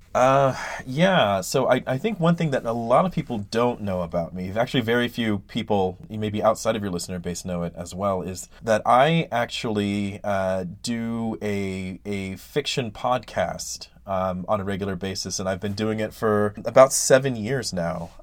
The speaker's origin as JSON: {"language": "English", "town": "Ben Wheeler", "region": "Texas", "country": "United States", "tie": "born or raised there", "said": "it's a small town called Ben Wheeler, Texas"}